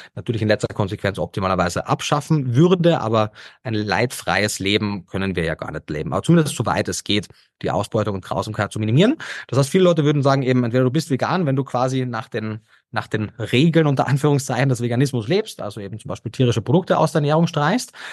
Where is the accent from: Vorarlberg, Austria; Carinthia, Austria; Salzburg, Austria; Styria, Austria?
Carinthia, Austria; moved away as an adult; also born or lived in Vienna; hört man vielleicht immer noch, äh, Österreicher, gebürtiger Kärntner und habe dort meinen ersten Bildungsweg in der Hotellerie und Gastronomie gemacht